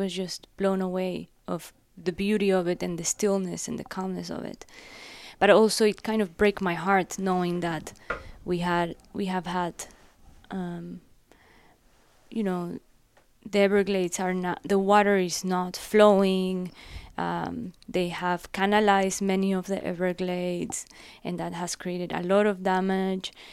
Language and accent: English; Guayaquil, Guayas, Ecuador; moved away as an adult; also born or lived in Loja, Ecuador / Miami, United States; now in United States; I was born in a very small city in south of Ecuador called Loja. Both my dad and my mom are from there. And then I grew up in Guayaquil, which is the port city.